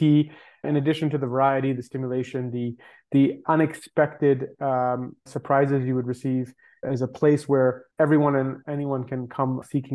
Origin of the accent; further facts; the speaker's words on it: Toronto, Ontario, Canada; I grew up in Toronto in Canada